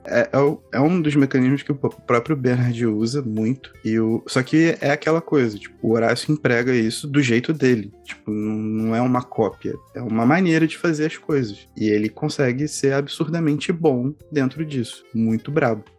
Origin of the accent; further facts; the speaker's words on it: Campinas, São Paulo, Brazil; quando eu era pequeno, eu morava em Campinas